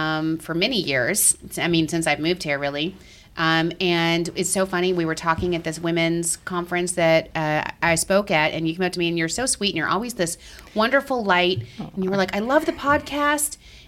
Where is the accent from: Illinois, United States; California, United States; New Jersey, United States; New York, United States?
New York, United States; Long Island; We're from Long Island, so we say, how you doing?